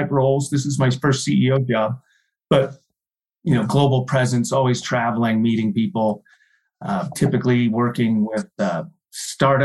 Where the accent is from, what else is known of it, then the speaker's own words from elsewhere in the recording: outside of Philadelphia, Pennsylvania, United States; moved away as an adult; also born or lived in Delaware / Colorado; I grew up out east outside of Philadelphia